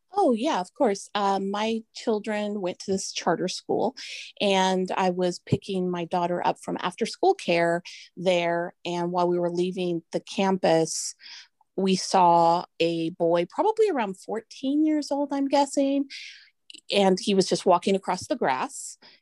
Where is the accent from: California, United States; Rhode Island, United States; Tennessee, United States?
California, United States; Santa Rosa; I live in Sonoma County in Santa Rosa